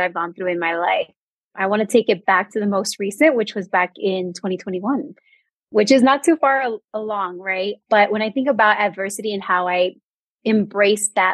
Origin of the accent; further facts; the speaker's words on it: Bay Area, California, United States; moved away as an adult; now in New Mexico, United States; I am a Bay Area native